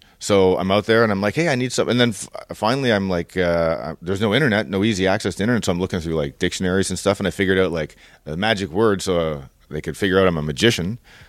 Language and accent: English; Toronto, Ontario, Canada; So I'm from downtown Toronto, and that's okay. Where I grew up.